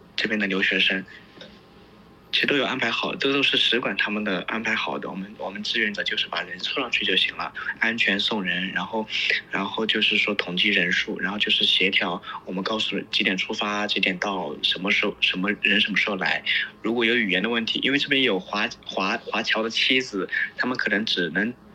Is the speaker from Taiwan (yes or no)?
no; China; moved away as an adult; now in Lviv, Ukraine; 我们中国人讨厌北约